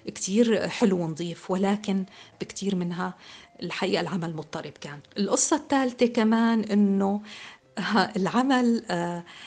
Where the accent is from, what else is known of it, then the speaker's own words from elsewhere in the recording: Syria; moved away as an adult; now in France; انولدت بسوريا لأب سوري وأم أمريكية